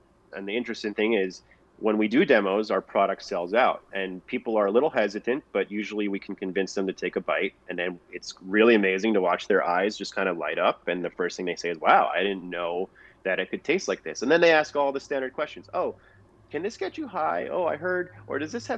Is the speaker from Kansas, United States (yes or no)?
no; Long Island, New York, United States; also born or lived in Manhattan, New York / Eaton, New York; I grew up in Long Island.